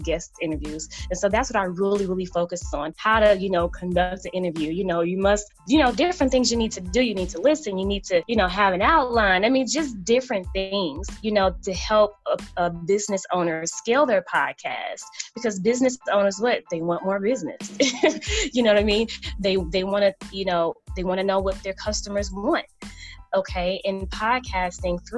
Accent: New York City, New York, United States; I grew up in New York, in the heart of Harlem.

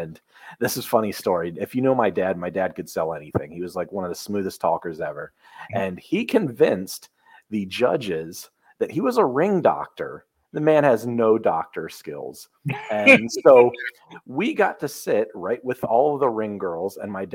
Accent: the South, United States; I'm from the South

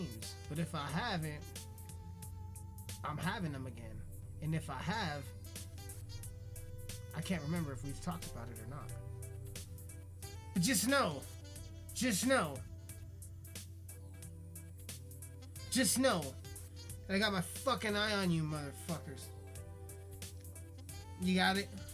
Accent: Colorado, United States; I am from Colorado

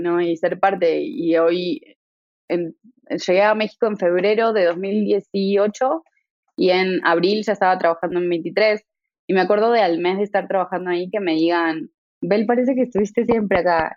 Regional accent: Buenos Aires, Argentina; also born or lived in Tucumán, Argentina; Yo crecí en Buenos Aires la mayor parte de mi carrera, de, de mi infancia en realidad, de mi niñez y adolescencia

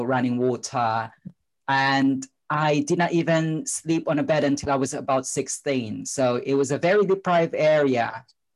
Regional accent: Philippines; moved away; you could probably tell from my accent and my name that I spent my childhood in the Philippines

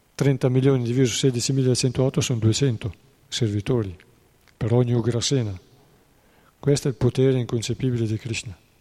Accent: Treviglio, Lombardy, Italy; a Treviglio, provincia di Bergamo, due delle mie parti

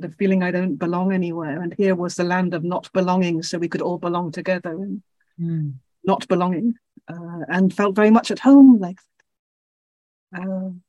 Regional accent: Belgium; also born or lived in England; I'm English, born, but grew up in Belgium from age 9 or something

